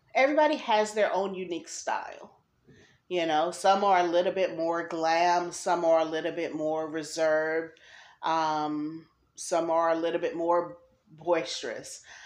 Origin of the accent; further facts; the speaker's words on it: New Jersey, United States; now in North Carolina, United States; I'm originally from New Jersey